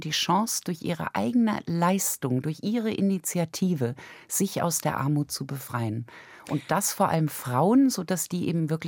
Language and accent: German; Germany; Also ich bin in Deutschland als Wohlstandskind aufgewachsen, kann ich gar nicht anders sagen, Mittelklasse.